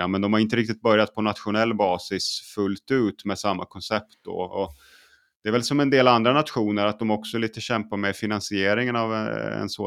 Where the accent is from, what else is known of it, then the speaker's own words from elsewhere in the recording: Åland, Finland; Men jag, jag är uppvuxen på, född och uppvuxen på Åland.